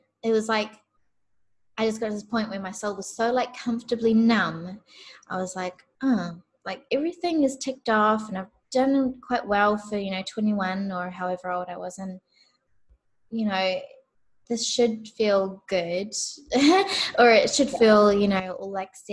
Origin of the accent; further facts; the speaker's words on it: New Zealand; I'm from New Zealand.